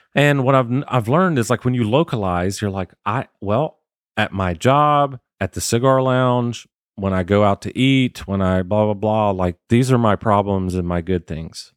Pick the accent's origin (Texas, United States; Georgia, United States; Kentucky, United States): Georgia, United States; South; moved away; also born or lived in Michigan; I grew up in South Georgia